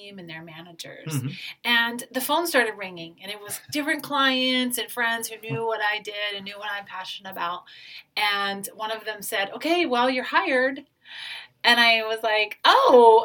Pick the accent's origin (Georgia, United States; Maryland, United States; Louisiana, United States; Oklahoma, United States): Maryland, United States; moved away as an adult; also born or lived in Nebraska / Denver, Colorado / Anchorage, Alaska; now in Honolulu, United States; I'm originally from Maryland